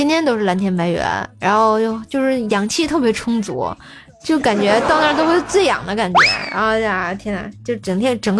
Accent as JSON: {"language": "Chinese", "town": "Shennongjia", "region": "Hubei", "country": "China", "tie": "born or raised there", "said": "在武汉接你，然后坐车到我的老家神农架"}